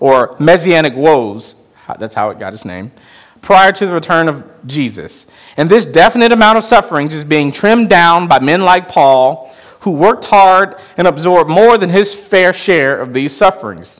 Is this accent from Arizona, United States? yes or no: no; Chicago, Illinois, United States; moved away; my hometown of Chicago